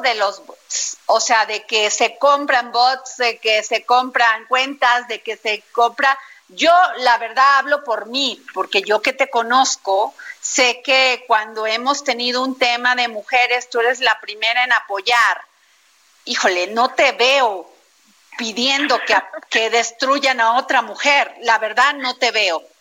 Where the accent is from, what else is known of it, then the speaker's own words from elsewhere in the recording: Veracruz, Mexico; mi pueblo, Veracruz